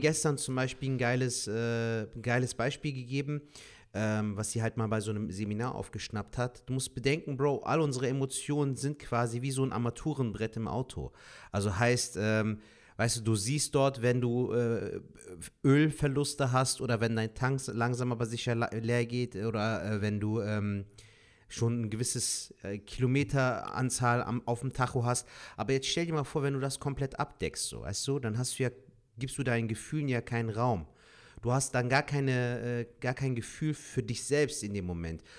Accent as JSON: {"language": "German", "town": "Cologne", "region": "North Rhine-Westphalia", "country": "Germany", "tie": "born or raised there", "said": "bin jetzt gebürtiger Kölner"}